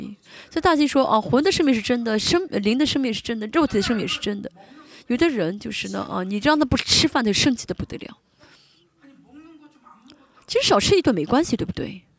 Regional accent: South Korea; Chinese is a second language; 我们就说，如果是我们韩国人的话，你不要学了

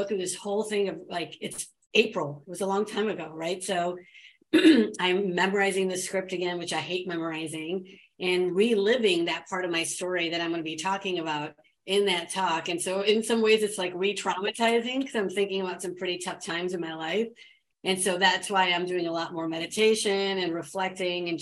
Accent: United States; I was born and raised here in America

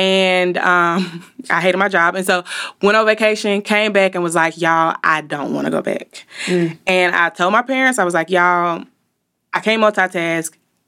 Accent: Montgomery, Alabama, United States; now in Birmingham, United States; So I currently live in Birmingham, but I am from Montgomery, the Gump, 334.

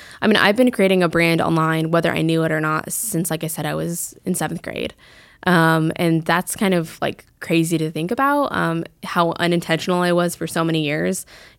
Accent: Fort Collins, Colorado, United States; moved away as an adult; also born or lived in Flagstaff, Arizona; now in Greenville, United States; I moved back to go to Colorado State University in Fort Collins, where I'm from.

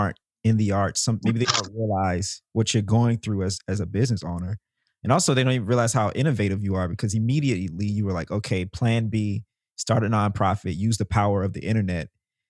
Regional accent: Mississippi, United States; I'm from Mississippi, man.

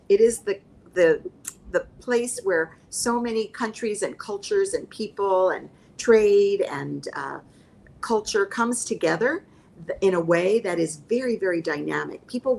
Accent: United States; I mean, because I think in growing up in the United States, so many of my peers didn't know any other world.

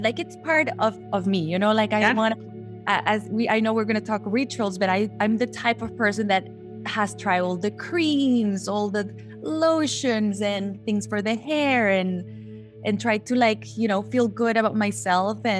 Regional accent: Guatemala; moved away as an adult; I'm from Guatemala originally. I've been living here already almost 8 years.

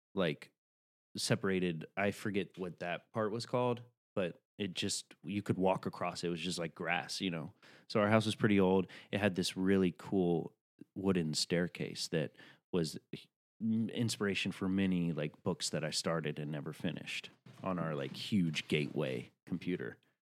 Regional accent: Tennessee, United States; I'm from Tennessee

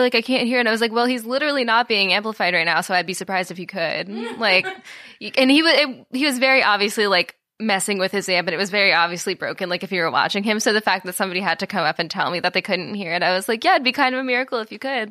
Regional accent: Florida, United States; also born or lived in Minnesota; now in Austin, United States; I'm from Florida

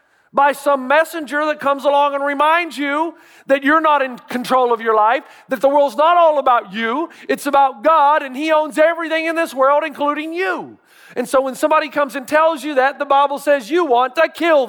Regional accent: Tennessee, United States; I grew up in Tennessee.

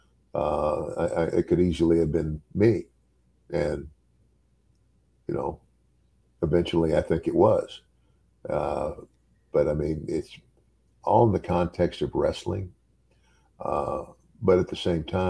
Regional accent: Omaha, Nebraska, United States; born or raised there; moved away; also born or lived in Willcox, Arizona

